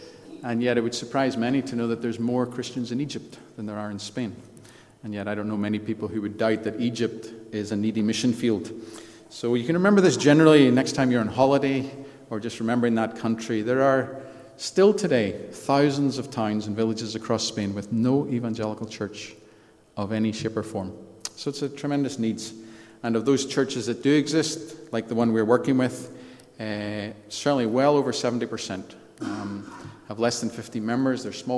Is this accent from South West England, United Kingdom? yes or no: no; Antrim, Northern Ireland, United Kingdom; also born or lived in Belfast / Scotland; I was born in Belfast, so I am from here. I grew up in Antrim. My father was pastor of Antrim Baptist back in the 70s and 80s. We then moved to Scotland.